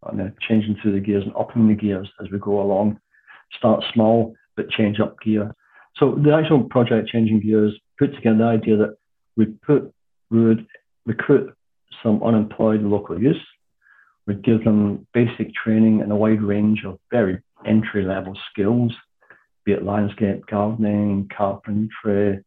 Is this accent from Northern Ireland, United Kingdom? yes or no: no; Scotland, United Kingdom; moved away as an adult; also born or lived in North London; now in London, United Kingdom; like most Scots that come down here, I came down here for work in the 70s.